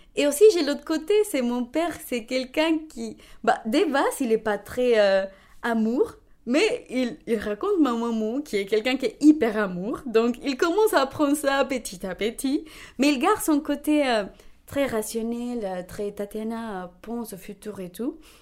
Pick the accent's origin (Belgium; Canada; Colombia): Colombia; Bogotá, Bogotá Capital District; French is a second language; moved away as an adult; now in Rennes, France; Je suis née à Bogota, donc la capitale de la Colombie